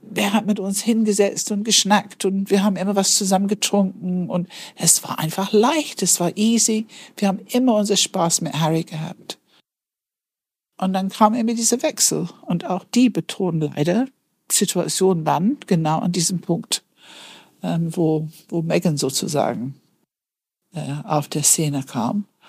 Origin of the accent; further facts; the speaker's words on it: United Kingdom; moved away; dass ich Britin bin